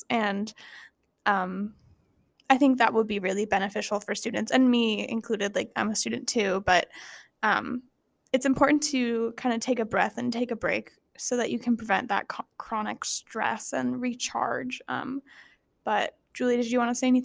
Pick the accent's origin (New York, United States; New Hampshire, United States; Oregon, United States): Oregon, United States; Rogue Valley; I'm from the Rogue Valley, so there's lots of like places to go and hike and stuff